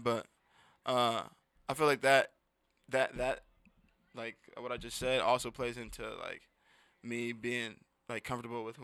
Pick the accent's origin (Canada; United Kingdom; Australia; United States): United States; Seattle, Washington; born or raised there